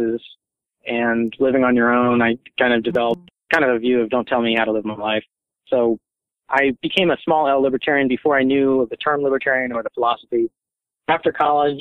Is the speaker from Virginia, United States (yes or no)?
yes; Northern Virginia, United States; I'm a native of Virginia. I was born and raised in Northern Virginia, and that's where I live now